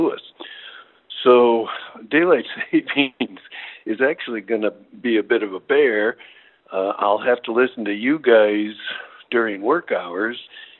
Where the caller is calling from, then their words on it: Phnom Penh, Cambodia; longtime member of KWMU. I'm calling from Phnom Penh, Cambodia, where I work now, but I listen to you guys most every day at 7 a.m. in the morning